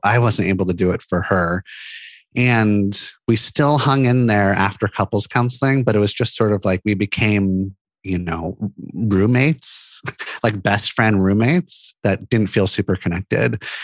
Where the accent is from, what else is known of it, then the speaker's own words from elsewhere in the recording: Santa Monica, California, United States; moved away as an adult; now in Portland, United States; I grew up in Santa Monica, California